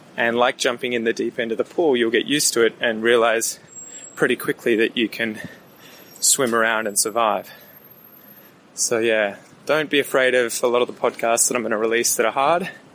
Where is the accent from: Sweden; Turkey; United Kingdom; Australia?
Australia; I'm Australian